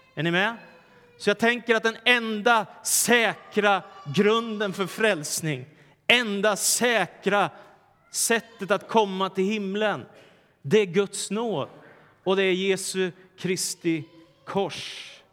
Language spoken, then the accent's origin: Swedish; Stockholm, Stockholm County, Sweden; när jag växte upp i Stockholm på 70 och 80-talet